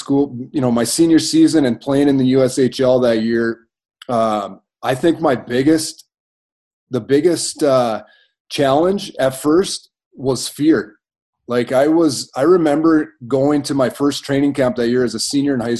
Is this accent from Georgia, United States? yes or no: no; Brooklyn Park, Minnesota, United States; also born or lived in Minot, North Dakota / Grand Forks, North Dakota; they bought a home in Brooklyn Park, Minnesota, where I ended up spending the majority of my time. I was 10 then